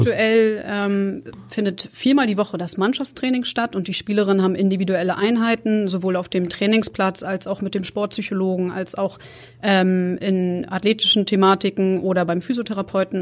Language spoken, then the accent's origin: German; Rostock, Mecklenburg-Vorpommern, Germany; moved away; ich komme ursprünglich aus Rostock, das ist mein Geburtsort.